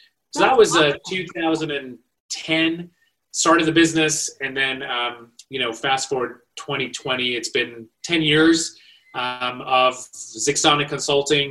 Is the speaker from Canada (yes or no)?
no; Malaysia; moved away as an adult; also born or lived in India; now in United States; So I was born in India, raised in Malaysia. I made my way to the United States for college